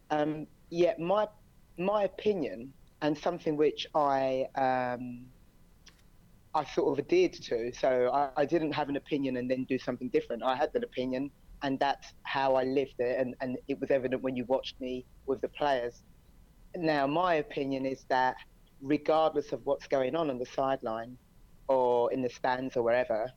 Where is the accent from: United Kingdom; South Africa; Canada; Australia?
United Kingdom; England; moved away as an adult; also born or lived in United States; now in China; I'm from England, so coached in England